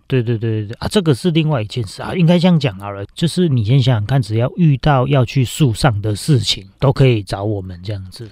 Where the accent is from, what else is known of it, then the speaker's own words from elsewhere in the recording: Linnei, Yunlin County, Taiwan; 我是乡下小孩嘛，我是嗯。云林人， 我家乡在林内乡